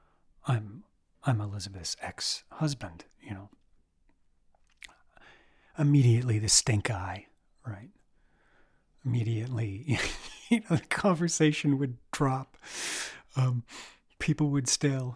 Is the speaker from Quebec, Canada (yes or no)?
yes; Quebec, Canada; moved away; also born or lived in Saint John, New Brunswick; I grew up in Quebec